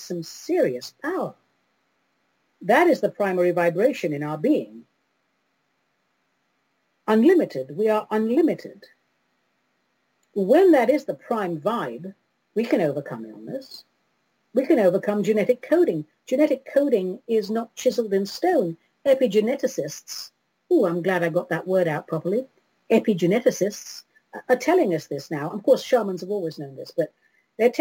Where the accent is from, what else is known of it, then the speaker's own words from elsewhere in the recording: London, United Kingdom; London, my hometown.